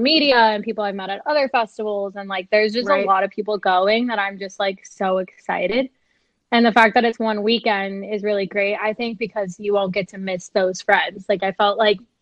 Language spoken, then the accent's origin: English; Phoenix, Arizona, United States; moved away as an adult; now in Austin, United States; I'm 24 and I'm from Phoenix, Arizona.